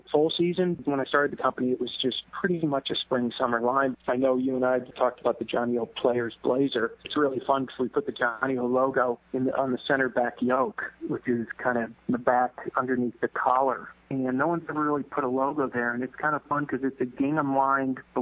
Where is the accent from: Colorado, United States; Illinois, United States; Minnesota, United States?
Illinois, United States; Chicago; moved away as an adult; also born or lived in Los Angeles, California; I grew up in Chicago in what I consider a conservative preppy town